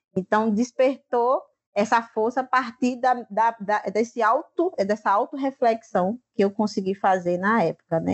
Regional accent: Mituaçu, Vale do Gramame, Paraíba, Brazil; eu estou na comunidade Gramame, que fica a 6 quilômetros da minha comunidade, Mituaçu

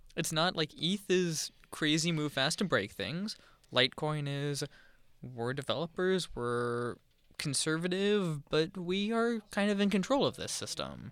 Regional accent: Charlotte, North Carolina, United States; I grew up in Charlotte

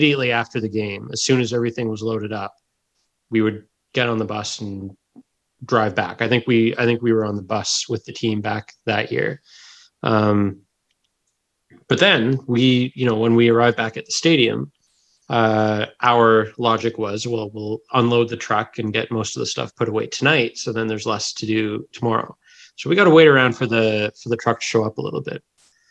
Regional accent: Sackville, New Brunswick, Canada; I grew up in Sackville, New Brunswick

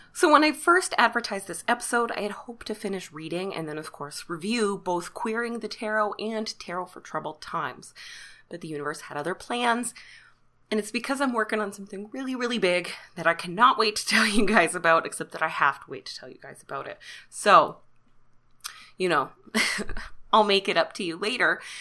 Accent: Canada; even though I am Canadian, um, my French is awful.

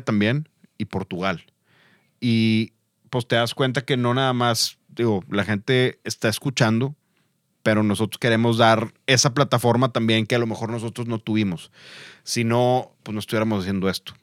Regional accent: Mexico; siendo mexicanos

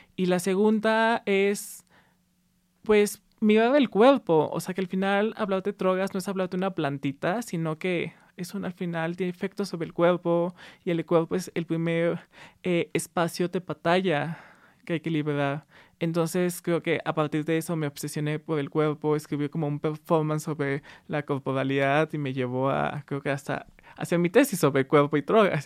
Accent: Aguascalientes, Mexico; Sí, crecí en Aguascalientes, que para los que no conozcan es un estado en el centro eh, del país

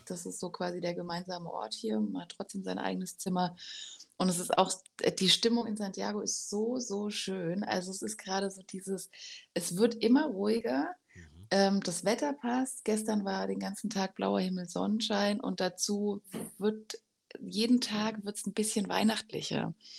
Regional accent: Germany; aus Deutschland

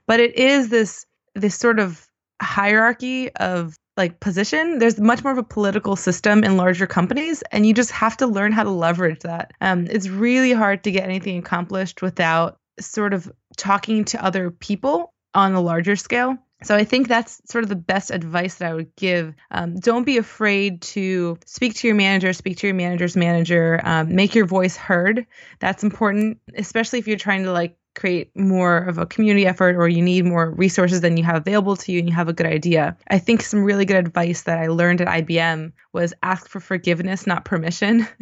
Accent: Baltimore, Maryland, United States; moved away as an adult; also born or lived in Washington, D.C. / Austin, Texas; I grew up in Baltimore on the East Coast of the U S

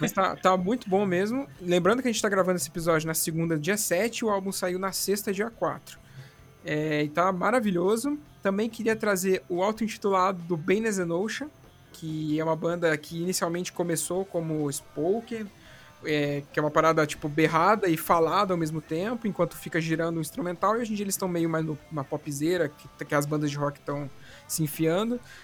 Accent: São Paulo, Brazil; moved away; also born or lived in Paraná; que eu não sou daqui do Paraná, sou do estado de São Paulo

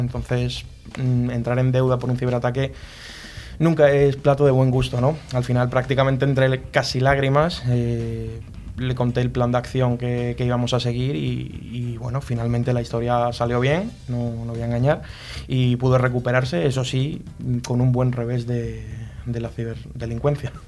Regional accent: a village in Huelva, Andalusia, Spain; moved away as an adult; now in Madrid, Spain; yo no soy de aquí de Madrid, soy de un pueblo de Huelva

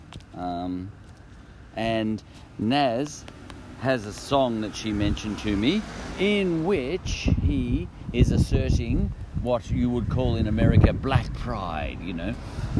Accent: Australia; I'm an Aussie.

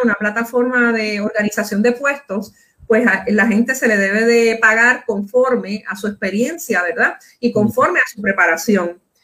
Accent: Puerto Rico; Como puertorriqueños, como boricuas que somos

